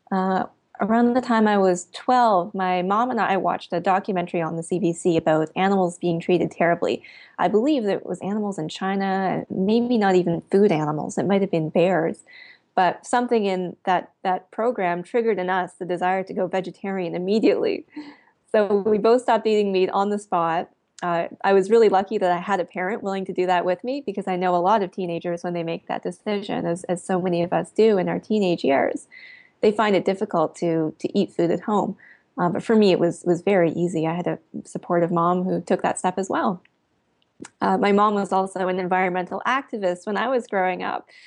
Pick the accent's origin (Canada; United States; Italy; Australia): Canada; Eastern Canada; That's right. And in fact, the seal slaughter is one of my first early memories of caring about animals.